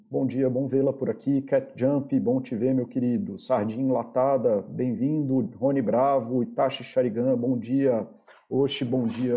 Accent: Brazil; Eu sou brasileiro, apesar de, de eu também não gostar de definições por países, mas eu sou brasileiro para todos os efeitos legais

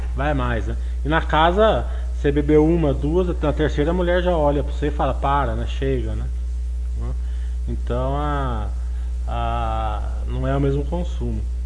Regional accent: Brazil; accent: caipira; É que meu inglês é que nem meu português, né? É caipira

